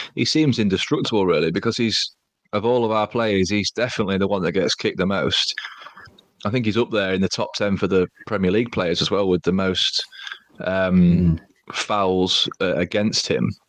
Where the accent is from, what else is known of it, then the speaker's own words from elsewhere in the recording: Grimsby, Yorkshire and the Humber, United Kingdom; also born or lived in Lincolnshire; we're from Lincolnshire, but I was born in Grimsby